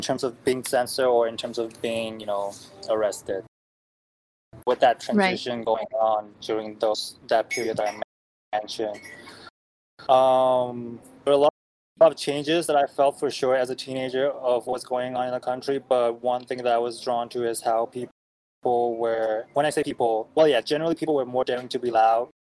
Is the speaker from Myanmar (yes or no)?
yes; Myanmar; moved away as an adult; now in United States; I am from Burma/Myanmar, which is a country in Southeast Asia, and that's basically where I'm born and raised until I moved to America for college